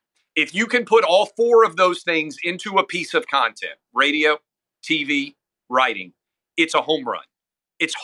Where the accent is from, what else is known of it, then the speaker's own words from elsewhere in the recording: Nashville, Tennessee, United States; I grew up in Nashville, Tennessee.